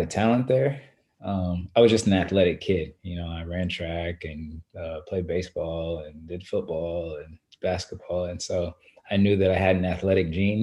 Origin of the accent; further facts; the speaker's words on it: Lawton, Oklahoma, United States; moved away; also born or lived in Shawnee, Oklahoma; I grew up, though, most of my life in Lawton, Oklahoma, which is about an hour and a half south of Oklahoma City